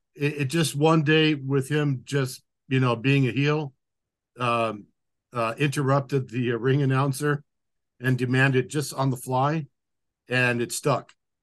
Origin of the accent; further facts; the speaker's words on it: Japan; every time we'd be growing up in Japan, if I happened to be, you know, traveling in that direction, I would go with Dad.